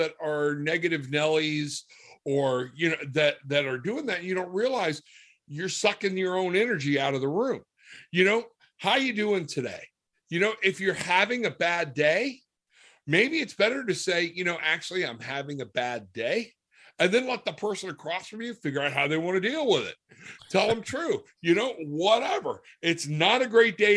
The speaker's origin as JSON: {"language": "English", "region": "the South", "country": "United States", "accent": "Southern", "said": "my Southern accent"}